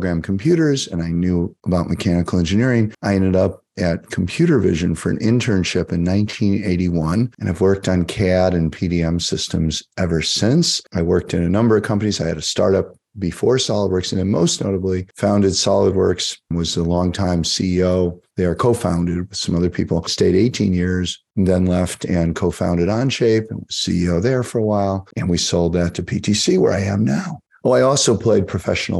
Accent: Chicago, Illinois, United States; also born or lived in Des Plaines, Illinois; I grew up in Chicago. I went to Chicago Public Schools. I went to high school in Des Plaines, Illinois

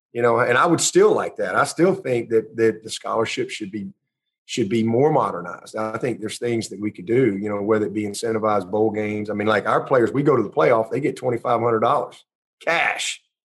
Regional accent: Pelham, Alabama, United States; back to Pelham, Alabama, and have a … football camp. Why can't I? I mean, you know, and support my hometown and so forth.

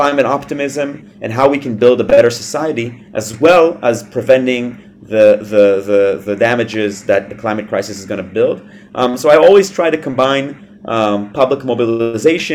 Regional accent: Tel Aviv, Tel Aviv District, Israel; I was born and raised in Tel Aviv

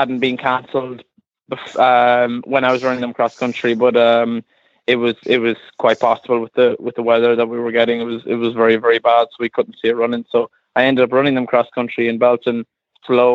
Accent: Galway, Connacht, Ireland; also born or lived in Calverstown, Kildare; now in Kildare, Ireland; I'm from Galway, which would be west of Ireland, but I'm based in Kildare, in Calverstown, Kildare

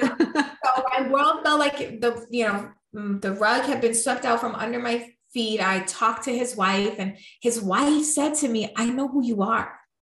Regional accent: New York, United States; I'm from New York. I'm Puerto Rican.

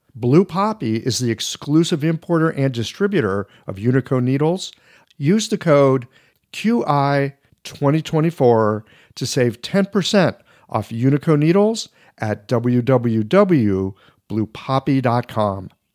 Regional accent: United States; growing up in this country

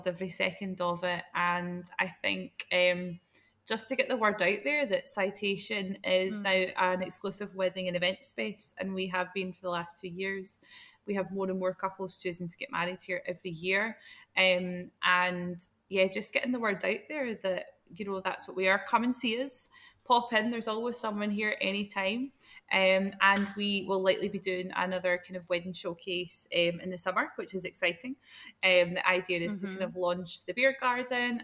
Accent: Scotland, United Kingdom; as a Scottish person

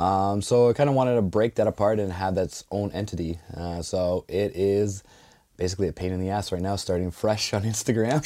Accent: Ontario, Canada; moved away as an adult; now in Dartmouth, Canada; I'm originally from Ontario, so, yeah, ex-wife brought me out here

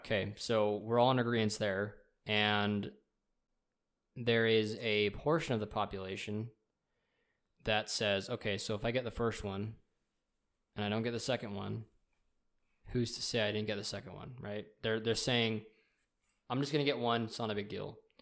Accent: United States; as American citizens

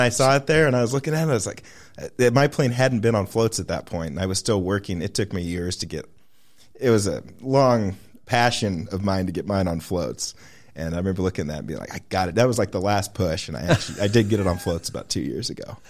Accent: Gustavus, Alaska, United States; I grew up in Gustavus, Alaska. It's just about 35 miles to the west of here.

